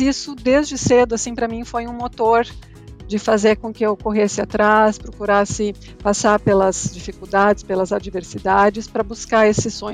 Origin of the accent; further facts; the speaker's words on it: Rio Grande do Sul, Brazil; moved away as an adult; also born or lived in United States; Já saí do Rio Grande do Sul há mais de 10 anos.